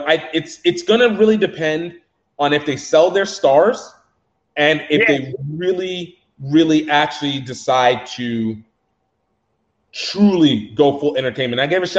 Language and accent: English; Louisiana, United States; also born or lived in Pennsylvania / Iowa; So initially I was born in Pennsylvania, lived in Iowa, then came down to Louisiana. Louisiana is when I started really caring about football.